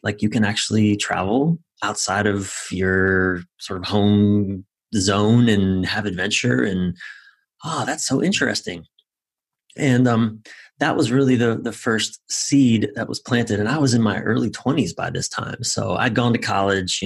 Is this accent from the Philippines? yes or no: no; East Coast of the United States, United States; now in Los Angeles, United States; I'm from the East Coast of the United States. I live in Los Angeles